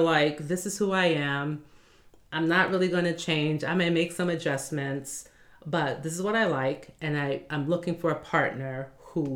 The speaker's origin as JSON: {"language": "English", "town": "New York City", "region": "New York", "country": "United States", "tie": "born or raised there", "said": "born and raised in Brooklyn."}